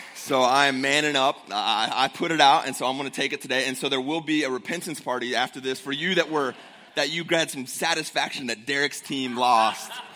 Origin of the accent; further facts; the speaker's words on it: Ohio, United States; moved away; I grew up in Ohio, the, the great Ohio, right? The Buckeye State